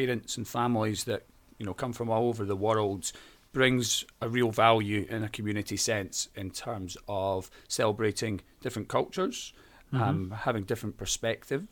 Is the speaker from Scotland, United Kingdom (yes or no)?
yes; Edinburgh, Scotland, United Kingdom; accent: Scottish; As you can probably tell from my accent, I'm Scottish. I was born and bred in Edinburgh, in the city centre of Edinburgh.